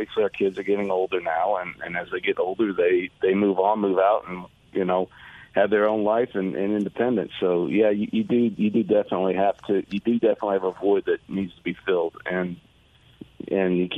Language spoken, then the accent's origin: English; Knoxville, Tennessee, United States; now in Houston, United States; I'm from Knoxville. That's home to me.